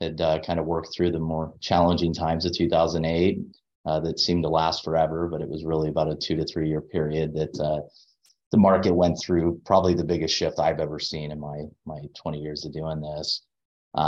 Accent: Anaheim, California, United States; I grew up in Anaheim Hills

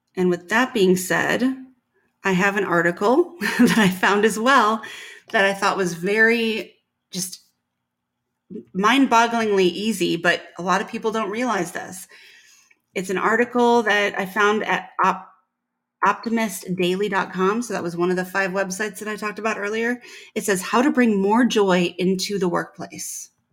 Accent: Midwest, United States; moved away; I was from the Midwest

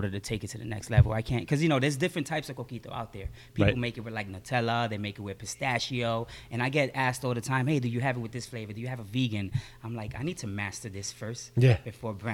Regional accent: New York City, New York, United States; also born or lived in Ponce, Puerto Rico / Ridgewood, Queens; I was born in Ponce, Puerto Rico, and in 85 my family moved to Bushwick. And I lived in Bushwick practically my whole life, from the time I was 3 till I was 25, 26.

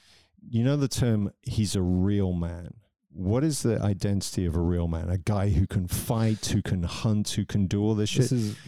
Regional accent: England, United Kingdom; moved away as an adult; also born or lived in London; now in Zurich, Switzerland; I'm English, but living in Switzerland.

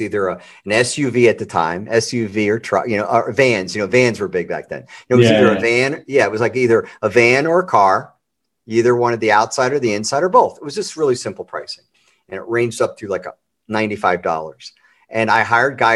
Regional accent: Baltimore, Maryland, United States; Grew up in Baltimore

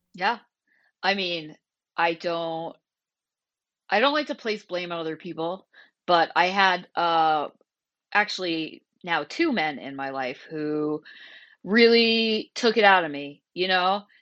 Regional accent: Vermont, United States; moved away as an adult; also born or lived in Portland, Oregon; I moved back to Vermont from Portland, Oregon in October two thousand nineteen

